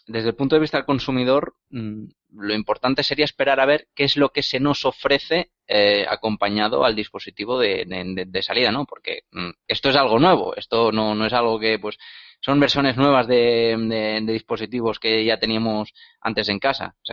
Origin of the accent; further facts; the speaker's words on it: Spain; es que somos españoles, no nos tienen en cuenta.